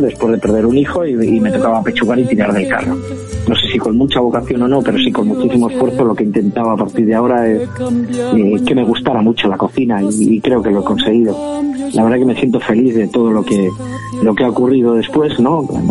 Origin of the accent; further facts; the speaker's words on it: Ezcaray, La Rioja, Spain; soy cocinero de La Rioja, de un pueblecito que se llama Escaray, y pertenezco a la quinta generación de, una familia que se lleva dedicando a la hostelería desde 1898